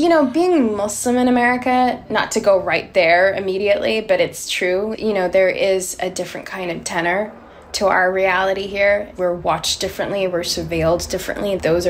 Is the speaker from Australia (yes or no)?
yes; Australia; now in New York, United States; Growing up in Australia, and growing up, I think, also particularly in a very abusive household